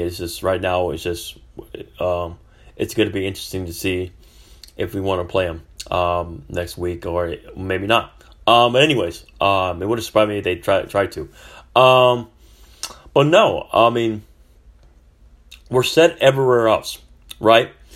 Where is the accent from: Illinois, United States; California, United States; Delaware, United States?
California, United States; moved away; I'm from California